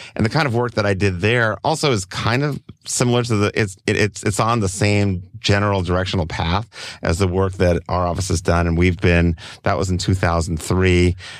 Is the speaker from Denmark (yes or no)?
yes; Copenhagen, Capital Region of Denmark, Denmark; now in Oakland, United States; I grew up, I was originally from Copenhagen in, in Denmark.